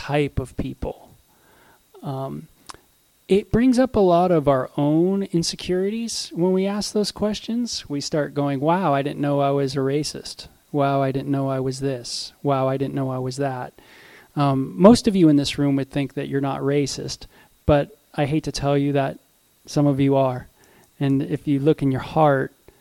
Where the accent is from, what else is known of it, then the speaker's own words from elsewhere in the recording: Southern California, United States; I grew up in Southern California